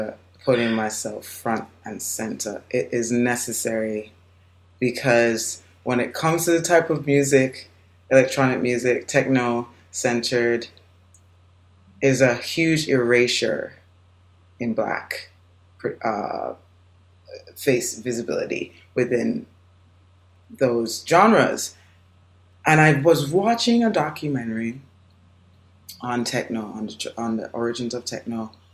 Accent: Jamaica; now in United States; I'm born and raised in Jamaica

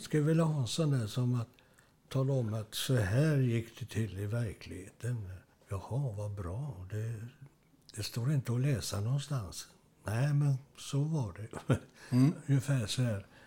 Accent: Gothenburg, Västra Götaland, Sweden; now in Kungälv, Sweden; jag är uppväxt i Göteborg, Strömmersberg, i de östra stadsdelarna

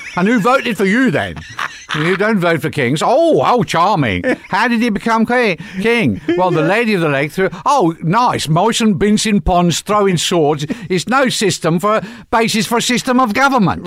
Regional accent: England, United Kingdom; now in California, United States; I'm English

